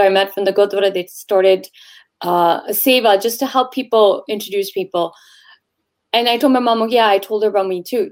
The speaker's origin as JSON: {"language": "English", "town": "Toronto", "region": "Ontario", "country": "Canada", "tie": "born or raised there", "said": "I'm born and raised in Canada, Tor- Toronto specifically"}